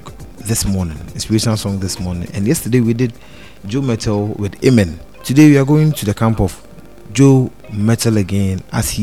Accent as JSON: {"language": "English", "country": "Ghana"}